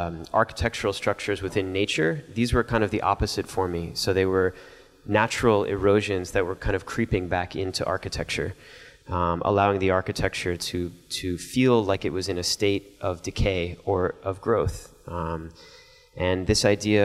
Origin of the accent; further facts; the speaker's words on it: Miami, Florida, United States; growing up in Miami, not far from where the space shuttles were launched